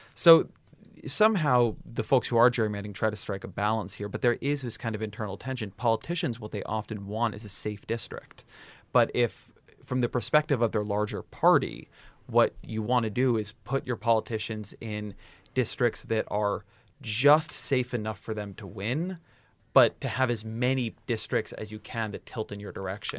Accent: California, United States; I grew up in California.

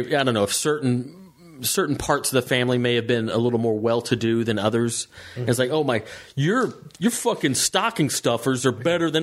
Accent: Georgia, United States; moved away

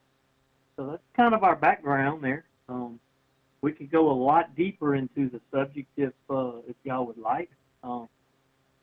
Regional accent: Louisiana, United States; we're hunters, we're outdoorsmen, we're from Louisiana.

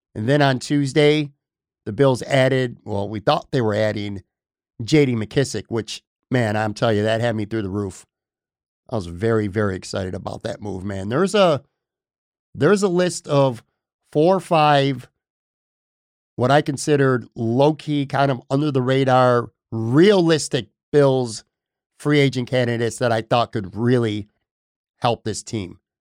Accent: Buffalo, New York, United States; moved away as an adult; also born or lived in Florida; I grew up in Buffalo. I spent my whole life in Buffalo

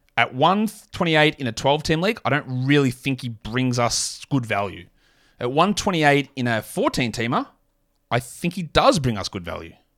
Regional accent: Australia; as an Aussie

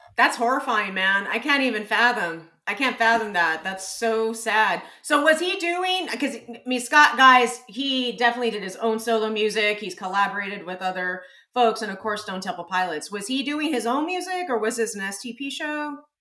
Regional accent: San Antonio, Texas, United States; I grew up in San Antonio

